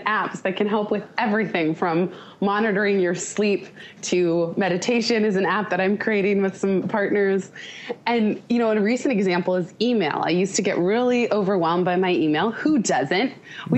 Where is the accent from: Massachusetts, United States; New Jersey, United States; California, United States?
California, United States; Palo Alto; in my hometown. My mom happened to live in Palo Alto